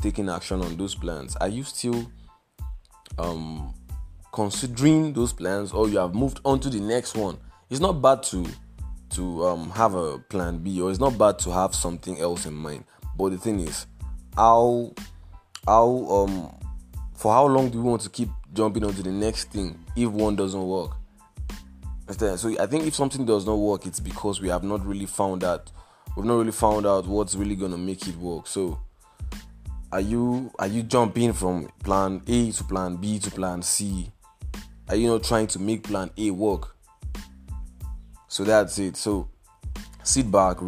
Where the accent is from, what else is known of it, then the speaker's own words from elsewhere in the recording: Nigeria; I am a Nigerian